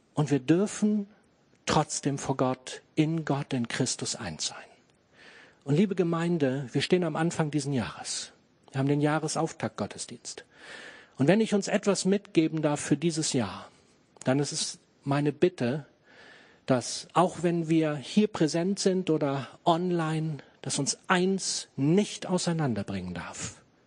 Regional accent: Germany; für uns als Deutsche

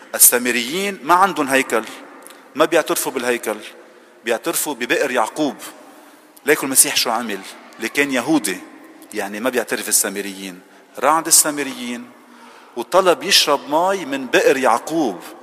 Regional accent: Lebanon; moved away; تعبنا كلبنانيين

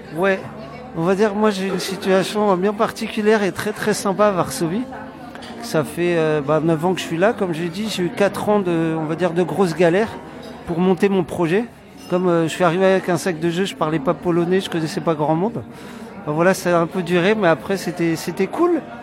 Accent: France; accent: French; now in Poland; j'ai mon accent français de merde

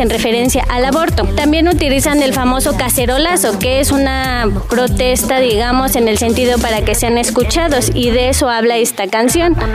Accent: Mexico; a nosotros como mexicanos

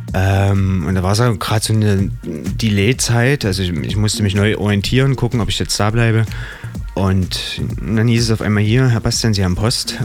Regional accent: Dresden, Saxony, Germany; also born or lived in Radebeul / Bad Gastein, Austria; Ich bin geboren in Radebeul. Mhm. Genau, und habe so einen Teil meiner Kindheit auch in Dresden, Schachwitz hinten verbracht.

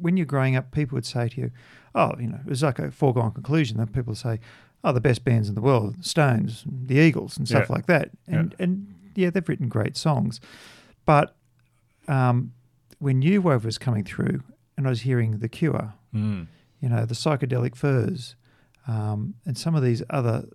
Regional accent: Australia; growing up in Australia.

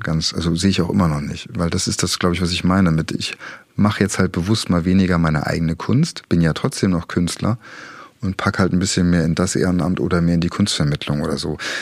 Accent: Dresden, Saxony, Germany; Ich komme ja aus der Friedrichstadt

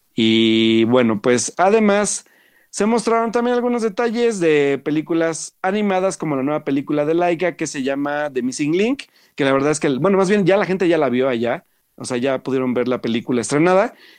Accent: Mexico; como buenos mexicanos curiosos

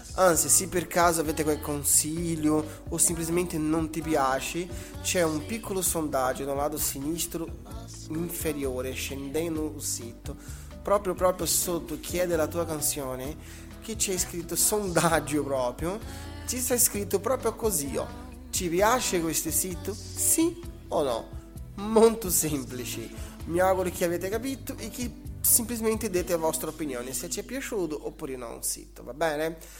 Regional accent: Brazil; Italian is a second language; now in Italy; scusate il mio italiano, sono brasiliano, da un po' che abito in Italia

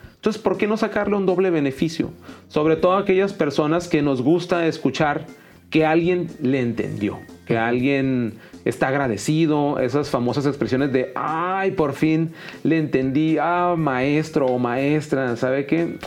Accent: Mexicali, Baja California, Mexico; yo soy de Mexicali, Baja California

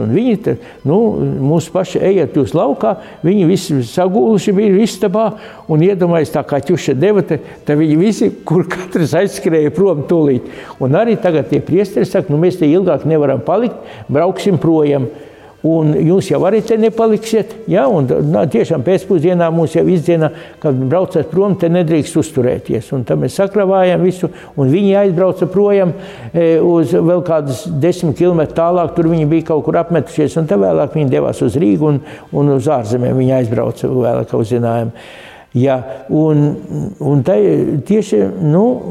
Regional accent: near Skaistkalne, Zemgale, Latvia; tā mala starp manu dzimteni un skaiskalni

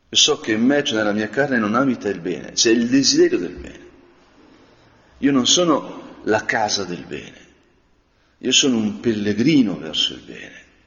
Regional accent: Lombardy, Italy; nel mio paese quando le montagne sembrano vicine, quando le grigne e il resegone sembrano vicine

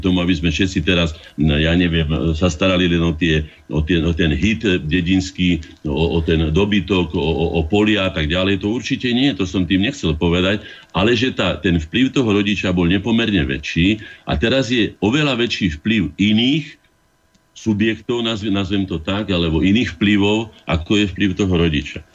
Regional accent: Bratislava, Bratislava Region, Slovakia; also born or lived in Veselé near Piešťany; som sa narodil v Bratislave už, kde prišli moji rodičia za prácou z vidieka

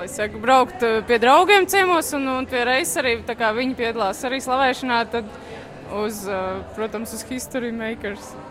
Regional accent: Liepāja, Latvia; no Liepājas.

